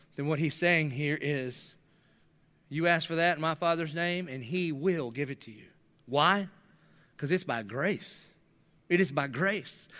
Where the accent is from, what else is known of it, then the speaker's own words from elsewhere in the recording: the South, United States; I grew up in the South.